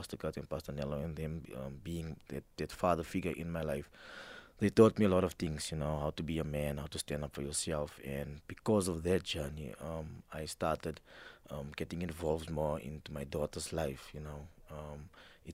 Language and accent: English; Johannesburg, Gauteng, South Africa; I grew up in El Dorado Park